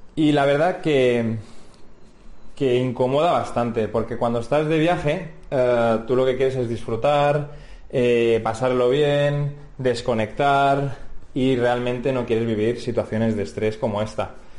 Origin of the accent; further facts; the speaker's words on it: Spain; somos españoles